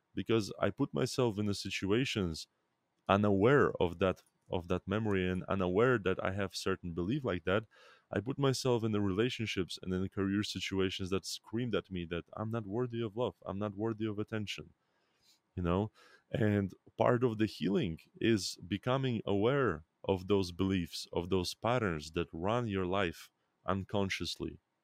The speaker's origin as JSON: {"language": "English", "country": "Belarus", "tie": "born or raised there", "said": "I was born in Belarus"}